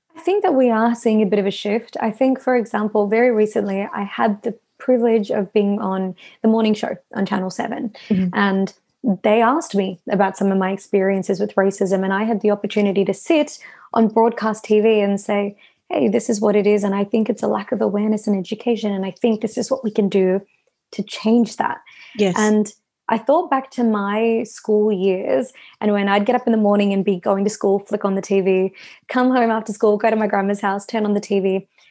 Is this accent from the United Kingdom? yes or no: no; Melbourne, Victoria, Australia; I was born and raised here. Mum and dad moved over from India